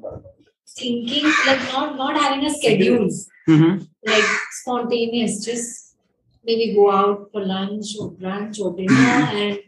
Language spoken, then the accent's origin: English; Mumbai, Maharashtra, India; I'm from Bombay only